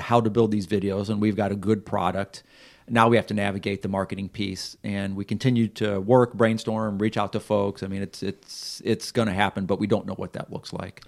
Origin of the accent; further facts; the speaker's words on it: Missouri, United States; moved away as an adult; we're from Missouri